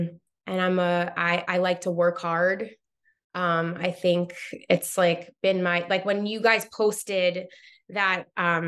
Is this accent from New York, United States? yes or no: yes; Long Island, New York, United States; So I grew up on Long Island in New York.